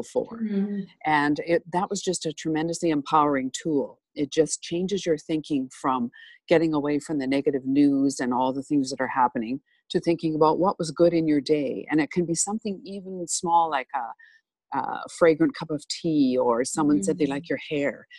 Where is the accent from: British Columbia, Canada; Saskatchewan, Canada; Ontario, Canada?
Saskatchewan, Canada; moved away as an adult; now in Cold Lake, Canada; I grew up in Saskatchewan